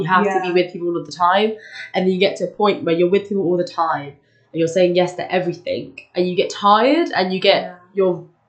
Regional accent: London, United Kingdom; I'm 19 and I'm from South London and I study Spanish and beginner's German.

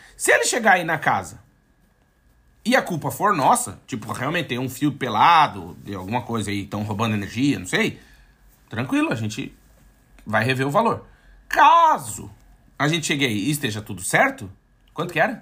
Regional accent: Brazil; moved away as an adult; now in Portugal; eu tinha, tinha um passaporte brasileiro

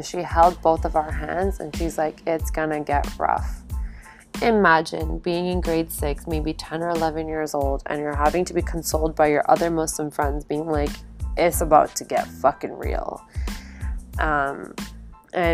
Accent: Calgary, Alberta, Canada; also born or lived in Toronto, Ontario; It was just my parents and I out in Calgary at a very young age. And we didn't have any family when we originally moved to Calgary.

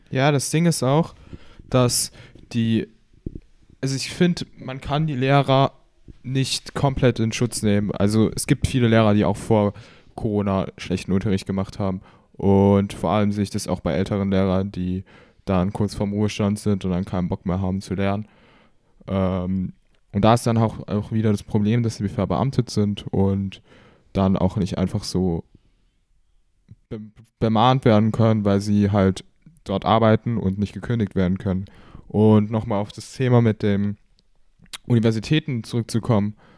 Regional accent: Baden-Württemberg, Germany; Ich komme auch aus Deutschland. Genauer gesagt kommen wir beide aus Baden-Württemberg.

